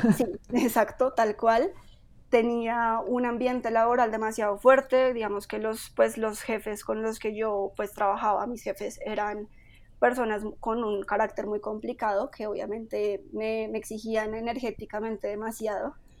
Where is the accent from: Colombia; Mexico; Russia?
Colombia; Bogotá; yo soy una persona, una mujer que nació en Bogotá